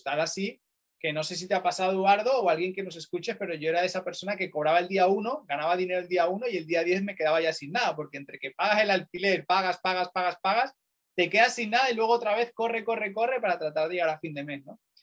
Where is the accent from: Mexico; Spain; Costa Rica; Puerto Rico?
Spain; Barcelona, Catalonia; moved away as an adult; now in Manchester, United Kingdom; yo soy español, eh, concretamente de Barcelona